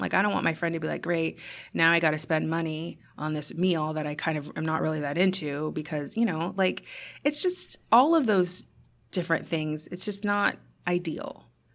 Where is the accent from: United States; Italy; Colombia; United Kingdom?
United States; as an American